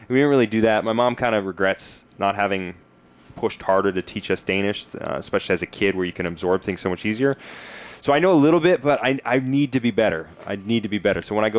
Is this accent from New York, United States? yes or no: no; Nashville, Tennessee, United States; I grew up in Tennessee, so it's generally a bit cold. You sometimes get snow.